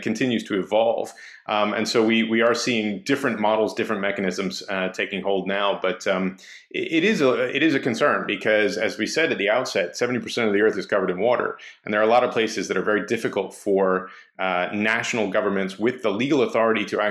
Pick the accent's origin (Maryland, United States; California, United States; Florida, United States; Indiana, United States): Maryland, United States; Baltimore; growing up in Baltimore